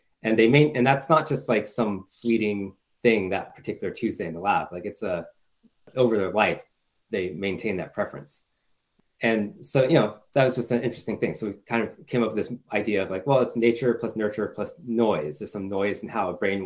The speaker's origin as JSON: {"language": "English", "area": "the Bay Area", "region": "California", "country": "United States", "tie": "born or raised there", "said": "I grew up in the Bay Area"}